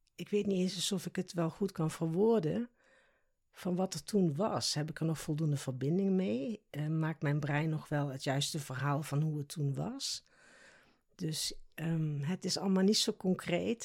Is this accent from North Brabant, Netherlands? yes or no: no; South Limburg, Netherlands; accent: soft G; moved away as an adult; now in The Hague, Netherlands; Dit lichaam is in Limburg geboren, zo moet ik het eigenlijk zeggen. In Zuid-Limburg, dus ik heb ook een zachte G.